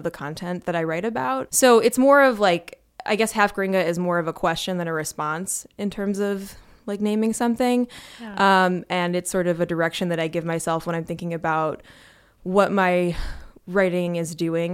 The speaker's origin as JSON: {"language": "English", "region": "Midwest", "country": "United States", "tie": "born or raised there", "said": "I do have a strong identity as a Midwesterner. I've lived in the Midwest my whole life"}